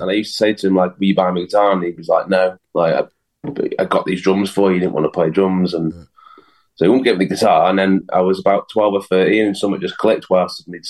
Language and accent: English; Macclesfield, North West England, United Kingdom; I was from Mac, so we always used to rehearse in Mac